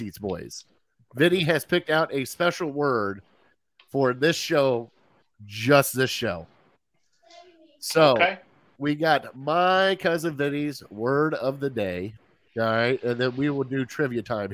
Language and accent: English; Kentucky, United States; I went to public school down in Kentucky